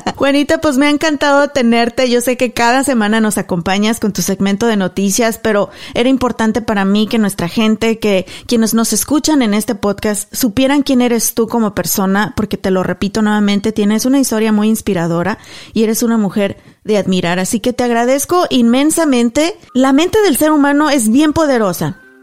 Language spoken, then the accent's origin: Spanish; Mexico; moved away as an adult; also born or lived in Garland, Texas; yo, que soy mexicana, nacida, crecida y estudiada en México